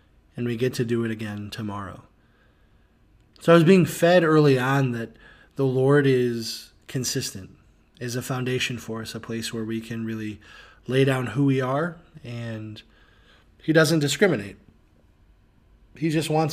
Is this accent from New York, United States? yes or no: no; Loves Park, Illinois, United States; So I grew up in Rockford, Illinois, in Loves Park, city with a heart, and raised by two awesome